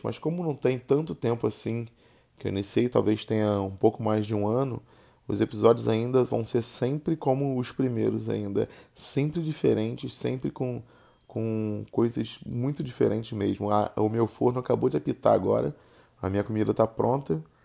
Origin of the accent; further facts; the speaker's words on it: Rio de Janeiro, Brazil; accent: carioca; eu não escolhi ter o sotaque carioca. Eu simplesmente tenho um sotaque carioca.